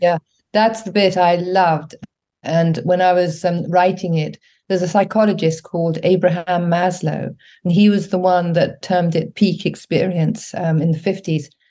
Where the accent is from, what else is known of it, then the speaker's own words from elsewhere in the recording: England, United Kingdom; also born or lived in Africa; when I came back to England, I was about eight or nine years old